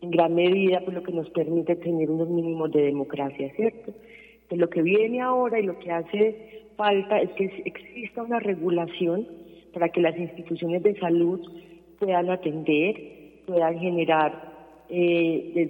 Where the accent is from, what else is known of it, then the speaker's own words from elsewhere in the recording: Colombia; nosotras eh, también nos soñamos, como muchos colombianos y colombianas, un futuro en paz.